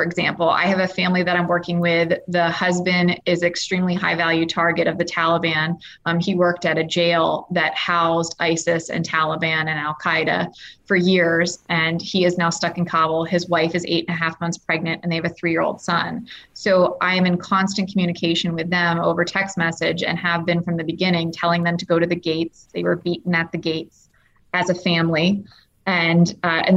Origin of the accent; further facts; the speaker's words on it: United States; being an American